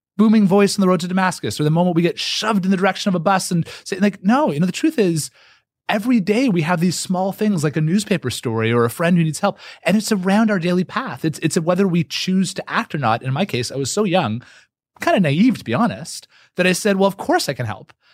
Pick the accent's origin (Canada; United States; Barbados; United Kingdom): Canada; I'm Canadian.